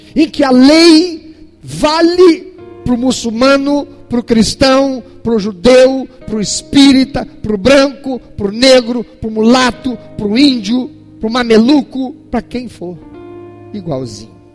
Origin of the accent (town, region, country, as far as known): Brazil